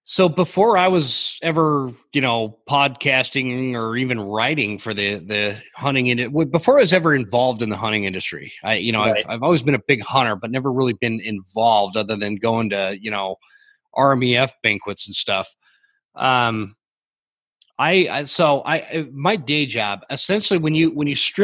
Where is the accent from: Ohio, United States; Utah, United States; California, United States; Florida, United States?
Utah, United States; Draper; moved away; When I grew up in Draper